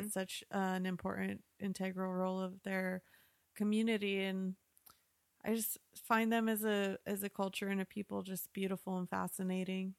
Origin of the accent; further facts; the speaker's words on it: Southwest New Mexico, United States; I grew up in Southwest New Mexico, so there are a lot of Native Americans there